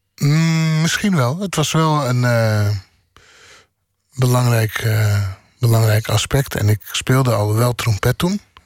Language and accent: Dutch; Bodegraven, South Holland, Netherlands; moved away; also born or lived in The Hague; En ik ben opgegroeid in Bodegraaf. En ik ben daarna vrij snel in Den Haag gaan wonen